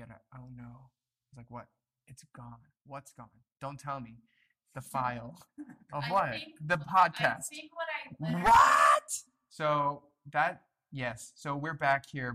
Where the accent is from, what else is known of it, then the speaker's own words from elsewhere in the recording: United States; now in South Korea; We're all from the States